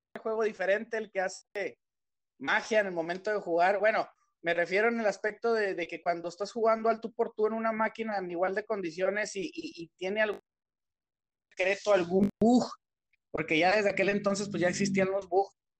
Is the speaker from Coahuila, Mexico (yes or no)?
yes; Torreón, Coahuila, Mexico; Torreón porque pues es el lugar donde yo crecí, donde he nacido toda mi vida y donde, perdón, donde he crecido toda mi vida, donde yo nací